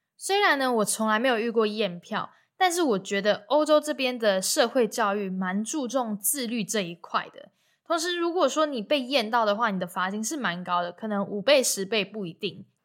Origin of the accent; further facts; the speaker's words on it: Taiwan; 然后我就说台湾